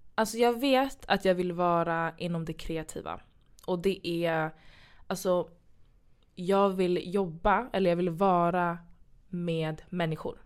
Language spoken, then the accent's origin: Swedish; Sweden; Jag är från Kenya och Ghana. Eh, East West, född i Sverige